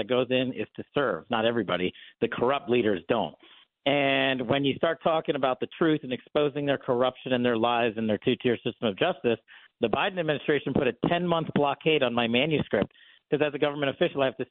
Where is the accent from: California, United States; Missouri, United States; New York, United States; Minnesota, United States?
New York, United States; moved away as an adult; I'm born and raised in New York. I moved away some time ago